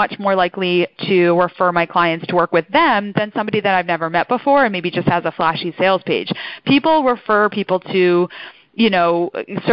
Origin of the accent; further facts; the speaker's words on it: outside Philadelphia, Pennsylvania, United States; accent: mid-Atlantic; So I'm born and raised outside Philly.